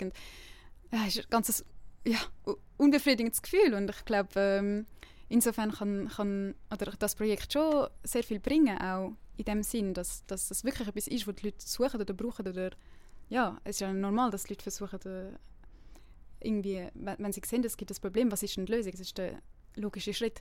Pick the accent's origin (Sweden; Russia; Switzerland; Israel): Switzerland; Winterthur, Zurich; now in Lausanne, Switzerland; ich bin ursprünglich aus Winterthur und lebe jetzt in Lausanne